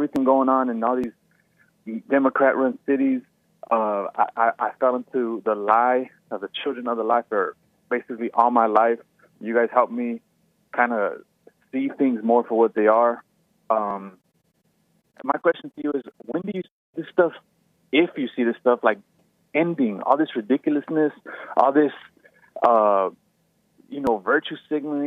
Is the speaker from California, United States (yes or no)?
yes; California, United States; I grew up in California my whole life.